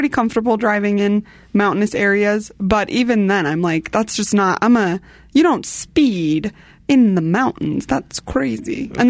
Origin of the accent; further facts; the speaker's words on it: Denver, Colorado, United States; I grew up driving in Denver and I feel like that shows now that I live in a smaller community.